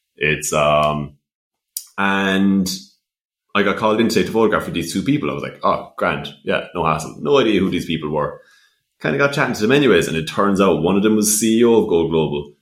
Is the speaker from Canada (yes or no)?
no; West Limerick, Munster, Ireland; I'm from West Limerick, but I had to commute up to Dublin very frequently